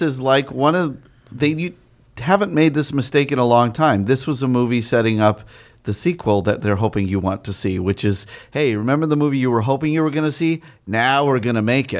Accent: Arizona, United States; I grew up in Arizona in the eighties

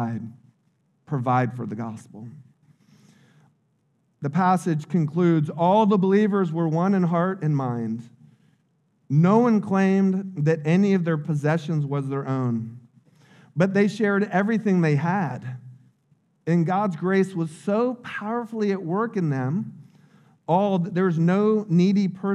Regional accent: United States; I grew up in Little Polk County.

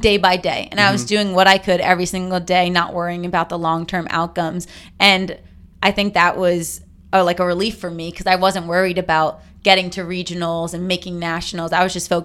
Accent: Tenafly, New Jersey, United States; I'm from New Jersey

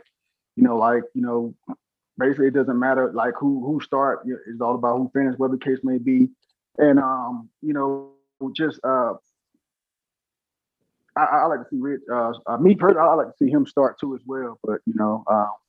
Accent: Florida, United States; now in Colorado, United States; I'm way far away from home, but you already know what it is. Florida boy

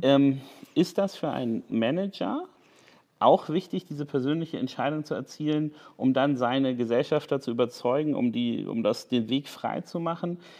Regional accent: Hamburg, Germany; als Hamburger

